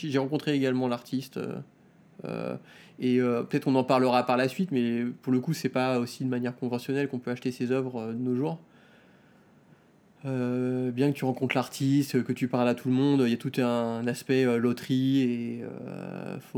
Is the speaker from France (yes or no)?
yes; France; moved away as an adult; now in Tokyo, Japan; je suis arrivé en, euh, donc de France à Tokyo euh, en 2007.